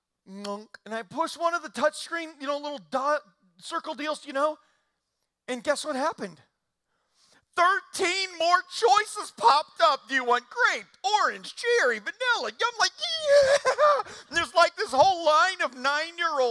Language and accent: English; Indiana, United States; I grew up in Indiana